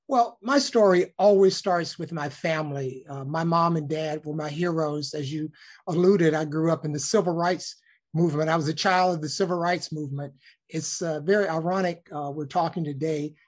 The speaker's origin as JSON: {"language": "English", "town": "Birmingham", "region": "Alabama", "country": "United States", "tie": "born or raised there", "moved": "as an adult", "said": "I started a local TV station in my hometown of Birmingham, Alabama, for five years"}